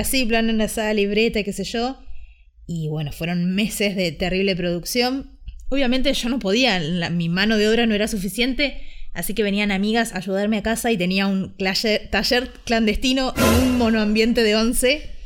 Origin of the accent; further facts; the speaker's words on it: Ushuaia, Tierra del Fuego, Argentina; now in Buenos Aires, Argentina; desde que me fui a vivir a Buenos Aires, porque yo soy de Ushuaia